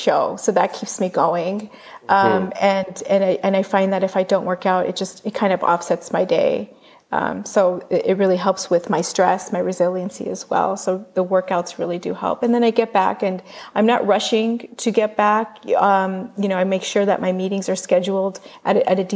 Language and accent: English; United States; we as an American culture